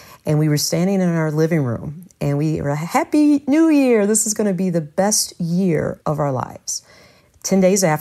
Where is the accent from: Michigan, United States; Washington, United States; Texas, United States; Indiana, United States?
Michigan, United States; Detroit; also born or lived in Ypsilanti, Michigan; I was born and raised in Detroit.